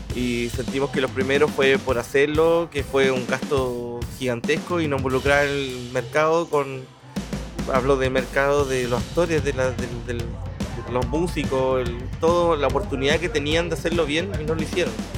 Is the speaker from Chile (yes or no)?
yes; Concepción, Biobío, Chile; Somos muy penquistas, hay que entender el penquista, que yo lo entiendo